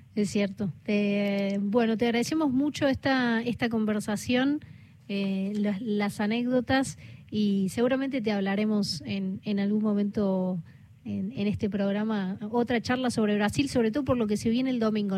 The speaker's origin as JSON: {"language": "Spanish", "region": "Córdoba", "country": "Argentina", "said": "yo como cordobesa"}